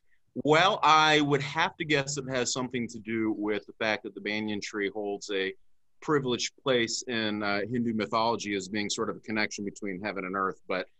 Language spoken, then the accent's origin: English; St. Petersburg, Florida, United States; I grew up in St. Petersburg, Florida, which is one of our claims to fame is our population of banyan trees. We're one of the few geographic areas of Florida that has the right climate to grow